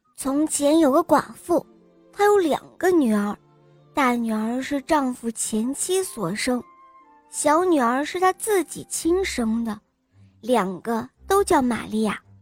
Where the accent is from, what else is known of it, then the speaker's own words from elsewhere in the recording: Xi'an, Shaanxi, China; 我五岁了，我来自西安